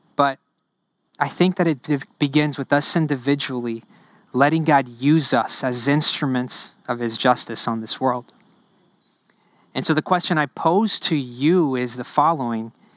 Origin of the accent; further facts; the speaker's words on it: New Orleans, Louisiana, United States; first language Spanish; English is a second language; also born or lived in Honduras; I grew up in the New Orleans area